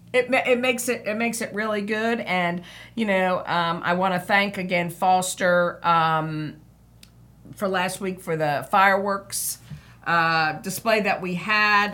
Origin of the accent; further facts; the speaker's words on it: Harrison, New York, United States; now in New Bern, United States; growing up in Harrison, that was small town